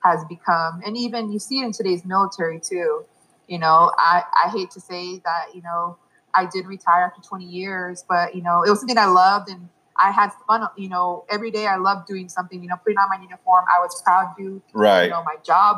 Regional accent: San Jose, California, United States; also born or lived in Europe / Fort Bragg, North Carolina / Fort Carson, Colorado; now in Colorado, United States; Originally from California, the Bay Area, San Jose

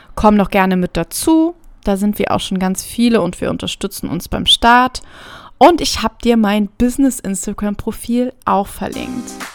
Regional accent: near Trier, Rhineland-Palatinate, Germany; ich komme ursprünglich aus der Nähe von Trier, das liegt an der Grenze zu Luxemburg

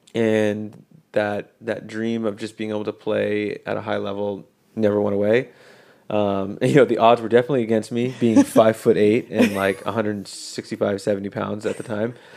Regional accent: Colorado, United States; We grew up in Colorado.

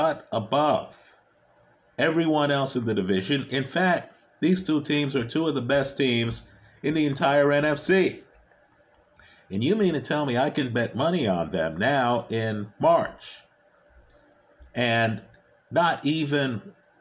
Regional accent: New York City, New York, United States; Back in the day, I went to high school in the Bronx.

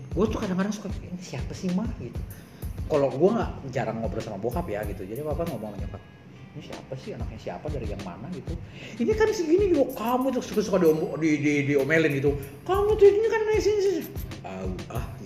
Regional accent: Bone, South Sulawesi, Indonesia; born there; gue cuma numpang lahir di Bone jadi gue nggak tahu apa-apaan soal Bone.

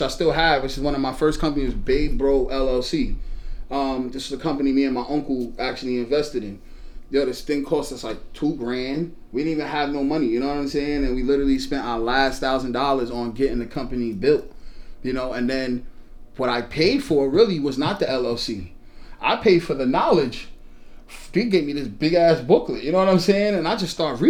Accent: New York City, New York, United States; I'm from Brooklyn. You know, I was born in Brooklyn

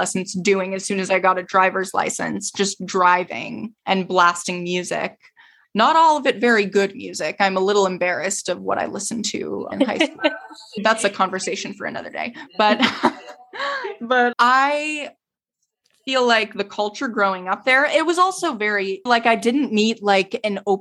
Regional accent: Boston, Massachusetts, United States; moved away as an adult; now in New York, United States; I'm from Boston.

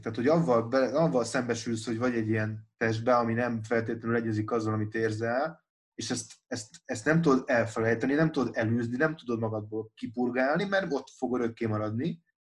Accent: Budapest, Hungary; moved away as an adult; now in Pécs, Hungary; én Budapesten nőttem föl, meg ott is éltem 21 éves koromig

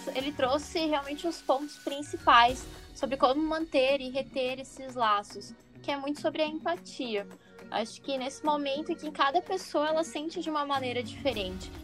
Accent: Santa Catarina, Brazil; aqui do 4652, Santa Catarina, mas nós não falamos cantado

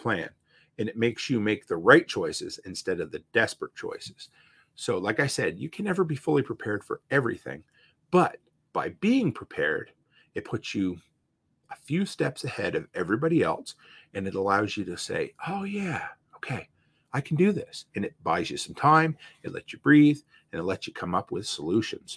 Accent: Provost, Alberta, Canada; moved away; my hometown, to Provost

